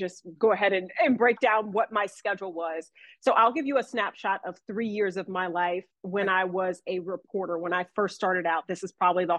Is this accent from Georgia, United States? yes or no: yes; Atlanta, Georgia, United States; moved away as an adult; now in Raleigh, United States; born and raised in Atlanta, Georgia, came to Raleigh